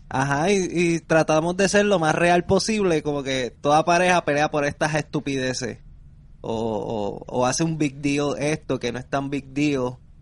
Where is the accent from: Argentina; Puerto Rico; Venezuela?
Puerto Rico; yo soy boricua